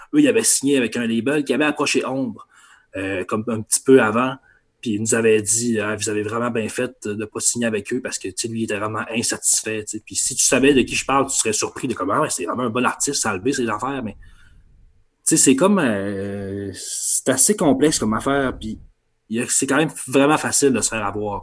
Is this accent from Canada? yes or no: yes; Saguenay, Quebec, Canada; moved away as an adult; now in Quebec City, Canada; je viens du Saguenay